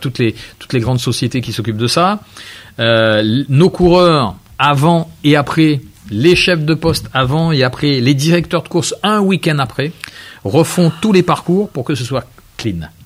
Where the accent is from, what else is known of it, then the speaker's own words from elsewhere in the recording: Réunion; je suis réunionnais